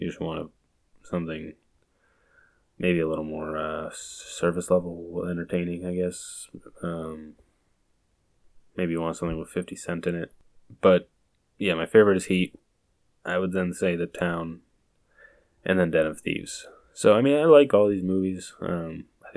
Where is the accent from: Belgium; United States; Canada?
United States; Boston, Massachusetts; I am from Boston